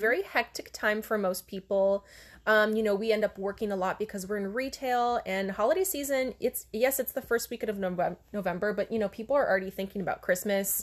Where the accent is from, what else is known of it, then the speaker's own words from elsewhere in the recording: Hawaii, United States; now in Oregon, United States; growing up in Hawaii